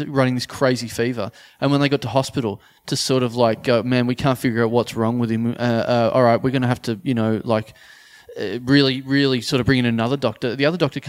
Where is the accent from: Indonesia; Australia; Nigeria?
Australia; Maryborough; moved away; I come from Maribor. There's lucky to be one plane there.